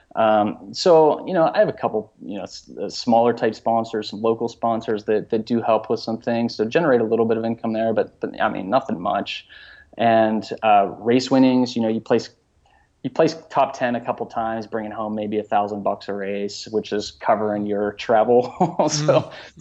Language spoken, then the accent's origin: English; Pittsburgh, Pennsylvania, United States; born and raised in Pittsburgh, uh, huge Pittsburgh sports fan